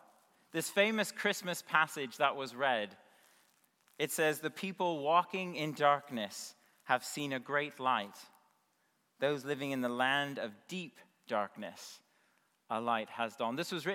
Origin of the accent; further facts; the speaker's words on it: United States; now in United Kingdom; I'm originally from the States